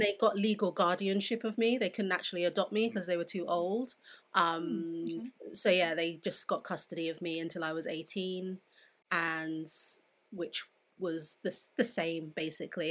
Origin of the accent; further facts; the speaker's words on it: London, United Kingdom; I grew up in Southeast London, which is very diverse